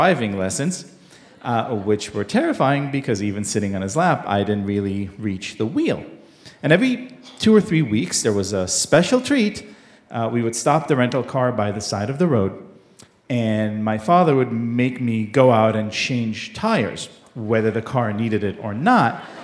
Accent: Israel; I grew up in Israel in the 1980s

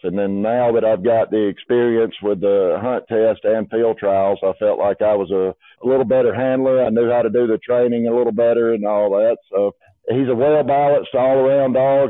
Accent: Union Springs, Alabama, United States; I grew up in Union Springs, Alabama

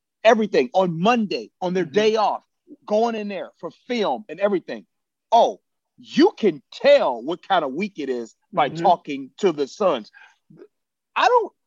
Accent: Chicago, Illinois, United States; born or raised there

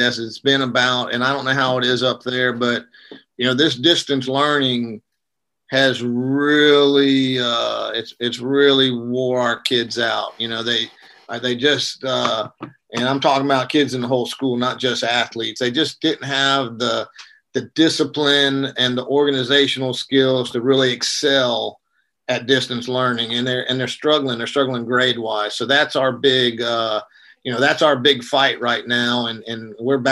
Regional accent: South Georgia, United States; now in North Carolina, United States; I was raised in South Georgia

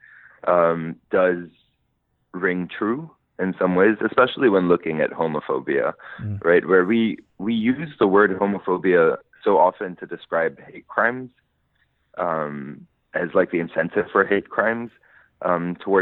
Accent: Lebanon; moved away as an adult; now in New York, United States; I grew up in Lebanon

